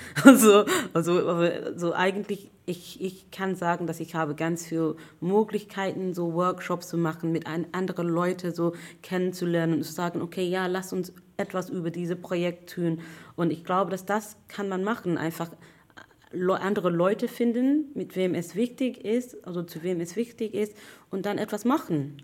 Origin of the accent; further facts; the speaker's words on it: London, United Kingdom; German is a second language; now in Hamburg, Germany; ich komme eigentlich aus England, aus London